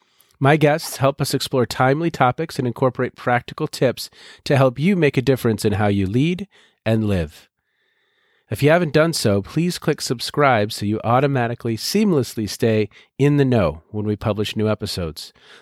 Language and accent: English; Edina, Minnesota, United States; I grew up in Edina, so just about 40 minutes away from campus. And so I graduated high school in 91 and then immediately moved on to the U.